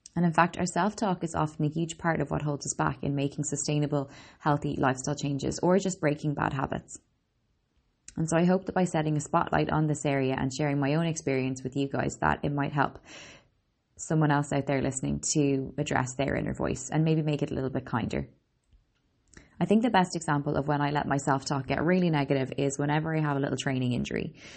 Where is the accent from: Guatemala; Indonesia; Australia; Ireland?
Ireland; also born or lived in Boston, United States; I'm an Irish girl, Boston born